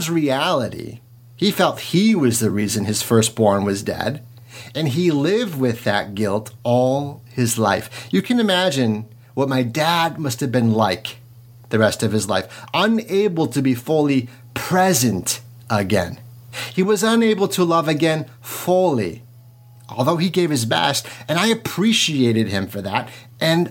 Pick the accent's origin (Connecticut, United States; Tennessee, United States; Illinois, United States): Illinois, United States; DeKalb; I am from DeKalb, Illinois, the headquarters of Monsanto